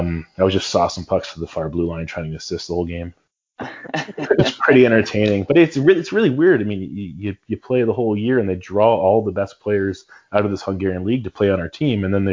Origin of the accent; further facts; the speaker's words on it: Brantford, Ontario, Canada; growing up in Brantford